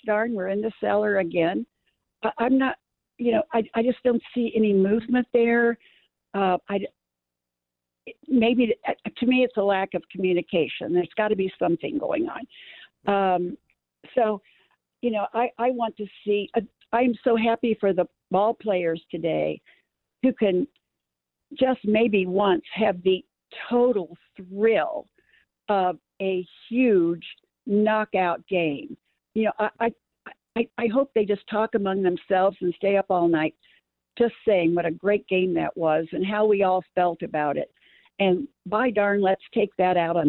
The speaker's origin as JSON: {"language": "English", "town": "St. Louis", "region": "Missouri", "country": "United States", "tie": "born or raised there", "moved": "yes", "said": "I was born in St. Louis, grew up there, and in the 40s and 50s when I was growing up, you were dipped into the river of Cardinals"}